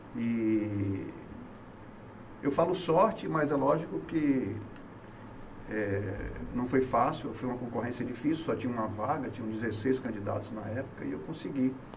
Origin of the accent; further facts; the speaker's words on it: Salvador, Bahia, Brazil; moved away as an adult; now in Itabuna, Brazil; eu sou de Salvador, é, mas eu me considero de Itabuna, tenho 36 anos que eu estou em Itabuna.